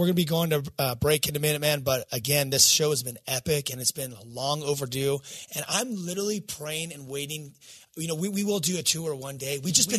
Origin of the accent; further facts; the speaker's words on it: California, United States; I'm a skateboarder from Southern California, number one